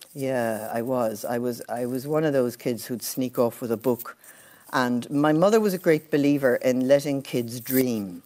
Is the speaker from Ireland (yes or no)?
yes; Borris, Leinster, Ireland; moved away; growing up in a village is brilliant